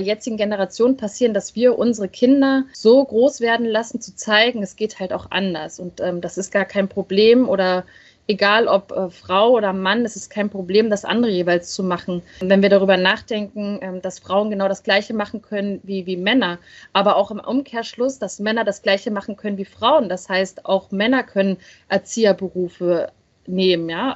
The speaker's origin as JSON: {"language": "German", "region": "Berlin", "country": "Germany", "said": "ich komme ja aus dem Ostteil von Deutschland, aus Ostberlin."}